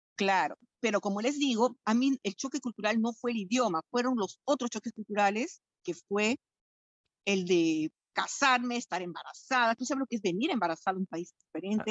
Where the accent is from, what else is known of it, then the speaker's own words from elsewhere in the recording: Lima, Peru; moved away as an adult; now in France; Peruana de Lima soy de Lima